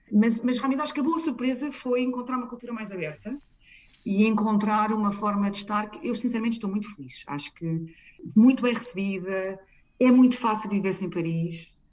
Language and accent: Portuguese; Portugal; now in United Kingdom; e a nossa família, como é portuguesa, eu acho que torna-se fácil